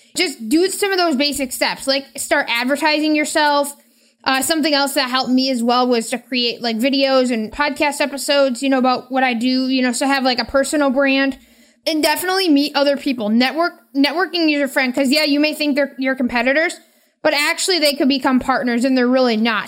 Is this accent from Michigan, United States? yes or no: yes; Michigan, United States; I am from Michigan.